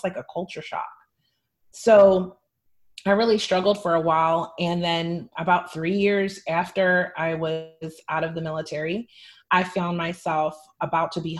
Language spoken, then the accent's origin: English; Hershey, Pennsylvania, United States; also born or lived in Philadelphia, Pennsylvania; I was born in Philadelphia to a quite dysfunctional family. And I was the child of divorce. And my mother, she entered a new relationship with a man who was mentally ill while she was struggling with mental health issues. So that made my childhood really unbalanced until about fourth grade when I was accepted into the Milton Hershey School, which is a private school in central Pennsylvania.